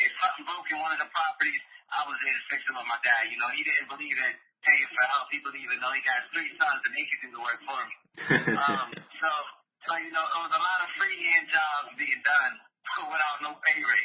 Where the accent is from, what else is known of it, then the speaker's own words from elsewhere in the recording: Vineland, New Jersey, United States; I'm from Bush, New Jersey, originally born in Vineland, Cumberland County, born and raised.